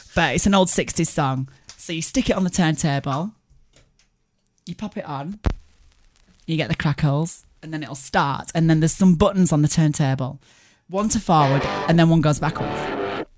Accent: Barnsley, Yorkshire and the Humber, United Kingdom; my hometown of Barnes

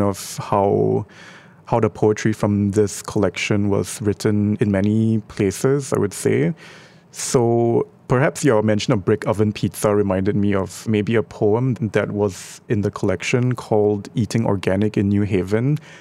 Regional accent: Singapore; our identity as Singaporean

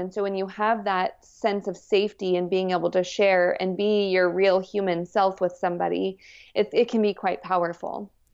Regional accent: New Mexico, United States; I grew up in New Mexico

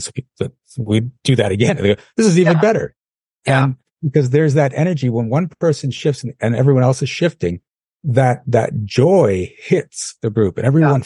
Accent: Canada; I'm from Canada.

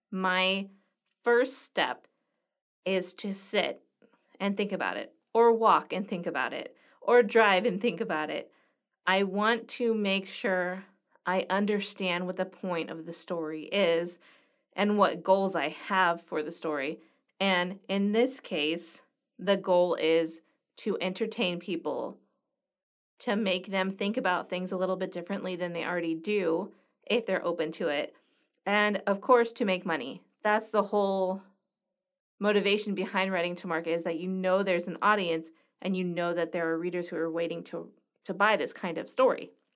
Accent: Los Angeles, California, United States; moved away as an adult; also born or lived in Greece; now in Greensburg, United States; I'm from Los Angeles

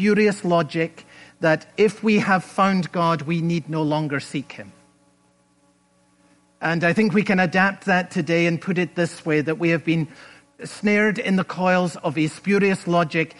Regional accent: Scotland, United Kingdom; moved away; When I was a boy growing up in Scotland

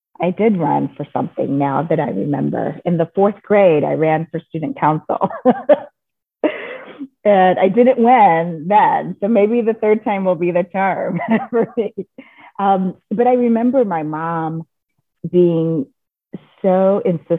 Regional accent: the South, United States; I grew up in the South in the 70s

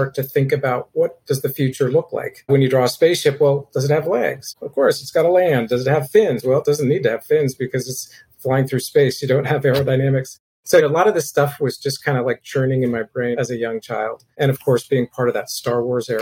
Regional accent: Berkeley, California, United States; also born or lived in Oakland / San Francisco; when I was growing up in Berkeley

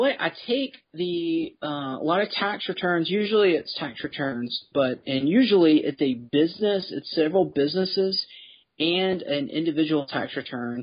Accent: Memphis, Tennessee, United States; I grew up in Memphis

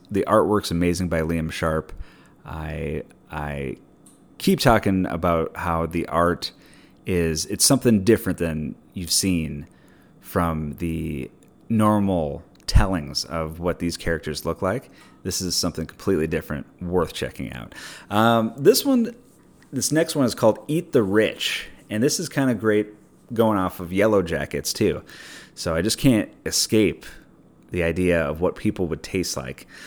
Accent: Minneapolis, Minnesota, United States; moved away; also born or lived in Pasadena; I worked at a liquor store growing up in Minneapolis

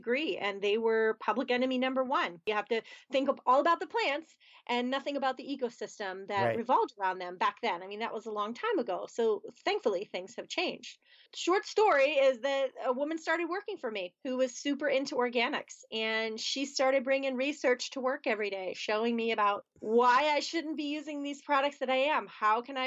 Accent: outside of Philadelphia, Pennsylvania, United States; moved away as an adult; now in Pittsburgh, United States; I grew up outside of Philadelphia, Pennsylvania, which is on one side of the state

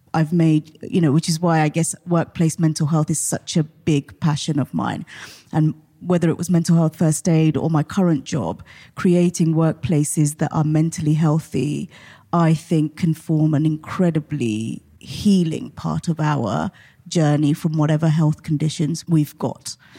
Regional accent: Portsmouth, South East England, United Kingdom; I grew up in Portsmouth

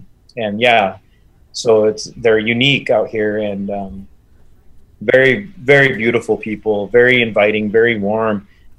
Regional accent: Southwest, United States; I tell them I'm Apache. My tribe is from the Southwest.

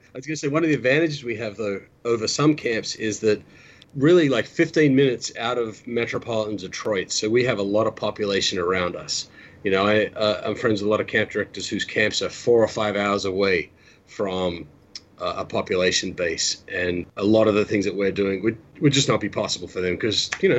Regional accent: Australia; I didn't even know that was in my lexicon, but wow, I'm more Australian than I thought.

